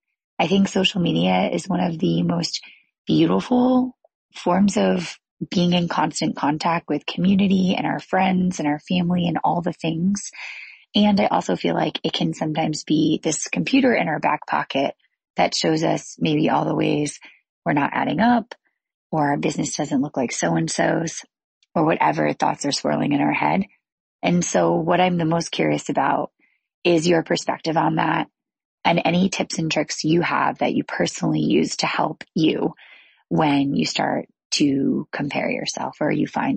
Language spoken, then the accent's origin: English; Boston, Massachusetts, United States; I'm from Boston, Massachusetts.